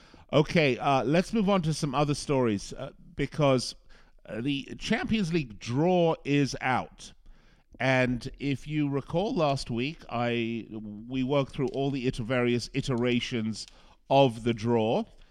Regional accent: Las Vegas, Nevada, United States; like the casinos here at my hometown of Las Vegas.

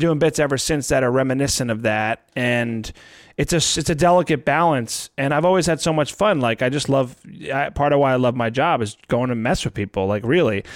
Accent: New Jersey, United States; I'm from Jersey

